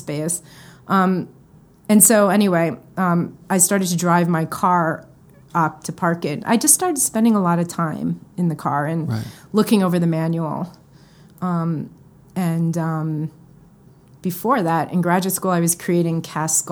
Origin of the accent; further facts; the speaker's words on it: Westchester, New York, United States; also born or lived in Bronx, New York / Chicago; I grew up right outside of New York City in Westchester